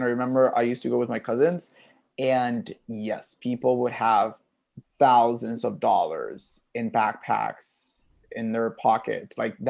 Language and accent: English; Puerto Rico; I mean, I'm from originally from Puerto Rico. Of course, I have a huge wardrobe and tank tops.